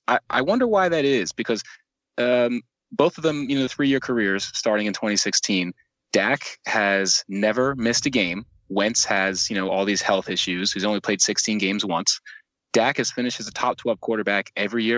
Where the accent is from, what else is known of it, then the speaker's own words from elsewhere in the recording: Egg Harbor Township, New Jersey, United States; I'm from Egg Harbor Township, New Jersey